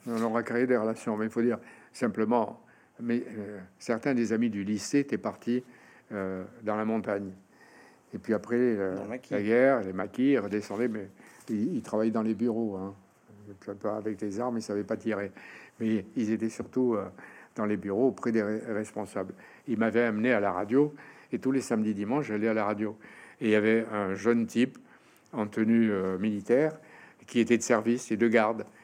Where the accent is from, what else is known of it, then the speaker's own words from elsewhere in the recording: Oran, Oran Province, Algeria; moved away; on a grandi comme ça au Oran